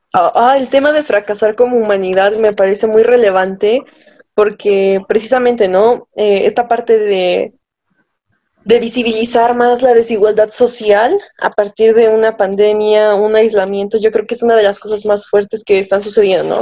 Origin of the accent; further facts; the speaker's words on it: Tlaxcala, Mexico; yo no soy de Acapulco, soy de, de Tlaxcala la Bella, que sí existe